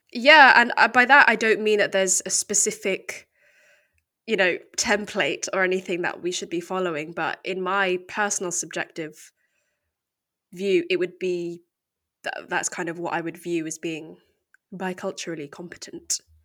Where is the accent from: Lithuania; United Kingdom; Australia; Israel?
United Kingdom; accent: very English; I was born here in the U K, and I've always lived here